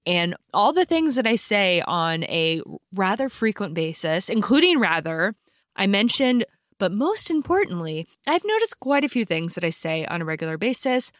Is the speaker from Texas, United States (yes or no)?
no; Philadelphia, Pennsylvania, United States; I grew up in Philly